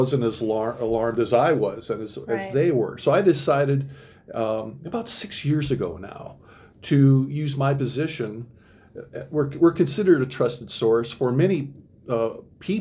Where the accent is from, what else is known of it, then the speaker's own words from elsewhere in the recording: Minnesota, United States; moved away as an adult; now in Oregon, Wisconsin, United States; I'm originally from Minnesota